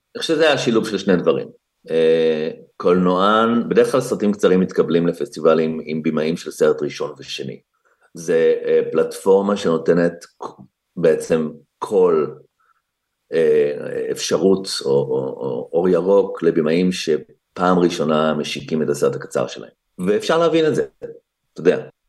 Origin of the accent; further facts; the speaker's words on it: Israel; moved away as an adult; now in Los Angeles, United States; אנחנו כמובן ישראלים, אני לא ממש אמריקאי